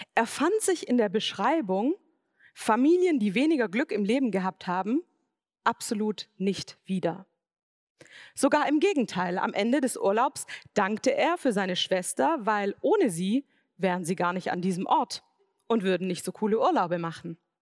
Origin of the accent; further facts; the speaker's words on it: Swabia, Germany; Ich bin im Schwabenland aufgewachsen